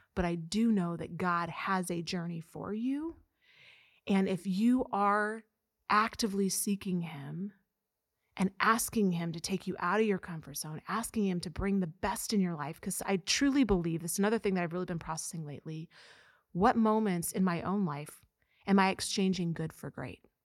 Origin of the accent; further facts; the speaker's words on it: Mexico, Missouri, United States; I'm from Mexico, Missouri